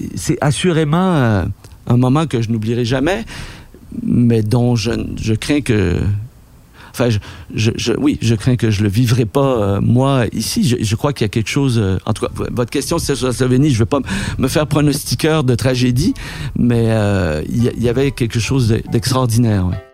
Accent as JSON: {"language": "French", "region": "Quebec", "country": "Canada", "said": "nous, Québécois"}